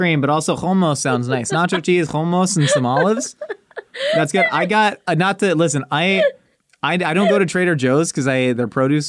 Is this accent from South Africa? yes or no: yes; South Africa; Yeah, I'm from South Africa, bro.